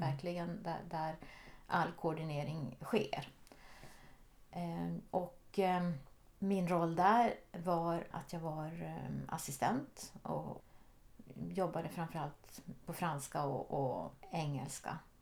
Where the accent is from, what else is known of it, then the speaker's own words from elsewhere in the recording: Norrbotten County, Sweden; moved away as an adult; also born or lived in Jokkmokk / Switzerland / Geneva; Jag är född ovanför polcirkeln i Jokkmokk. Men där bodde vi inte så länge. Men jag har mina rötter långt, långt uppe i norr. Och jag är uppvuxen i, i Norrbotten